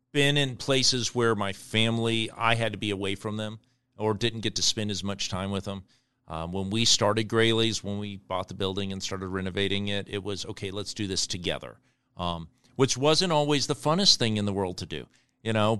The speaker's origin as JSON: {"language": "English", "country": "Costa Rica", "tie": "born or raised there", "moved": "yes", "lives_now": "Omaha, United States", "said": "We grew up in Costa Rica"}